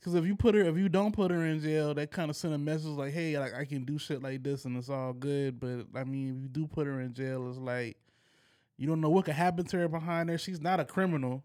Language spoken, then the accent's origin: English; United States; as an American